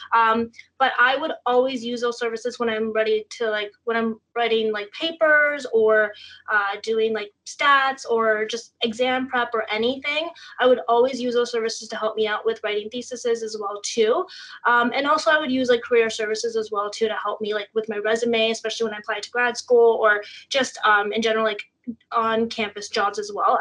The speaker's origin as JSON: {"language": "English", "town": "Toronto", "region": "Ontario", "country": "Canada", "lives_now": "Ottawa, Canada", "said": "I'm from Toronto"}